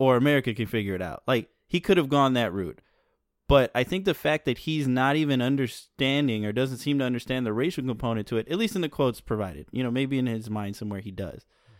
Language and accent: English; Northern Ireland, United Kingdom; I came from a society. I grew up in Northern Ireland in the Troubles.